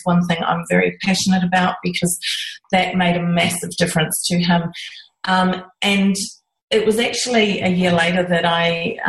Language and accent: English; New Zealand; moved away as an adult; now in Australia; I'm originally from New Zealand and I grew up on a farm